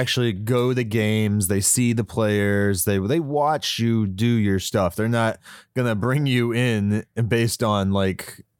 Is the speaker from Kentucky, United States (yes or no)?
no; West Virginia, United States; Like I grew up in West Virginia.